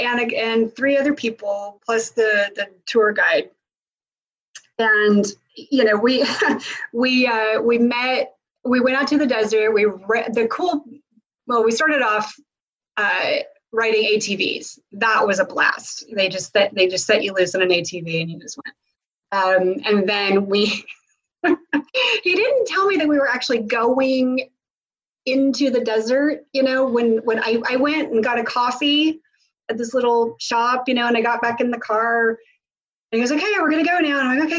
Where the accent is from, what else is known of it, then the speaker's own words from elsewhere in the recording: Tulsa, Oklahoma, United States; You know, I'm from Tulsa.